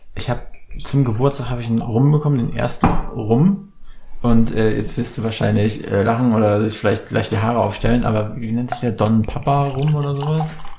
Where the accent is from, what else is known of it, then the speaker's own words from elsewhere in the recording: near Schwerin, Mecklenburg-Vorpommern, Germany; now in Berlin, Germany; wir kommen ja auch aus dem Norden, aus MacPom